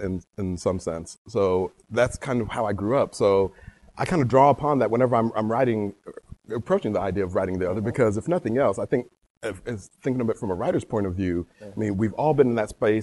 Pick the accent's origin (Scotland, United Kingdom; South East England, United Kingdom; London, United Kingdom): London, United Kingdom; born there; I was born in London.